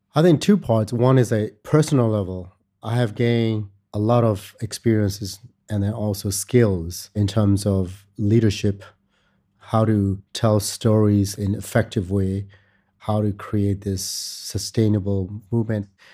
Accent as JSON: {"language": "English", "country": "Myanmar", "tie": "born or raised there", "also_born_or_lived": "United States", "moved": "as an adult", "said": "I was born and raised in Myanmar"}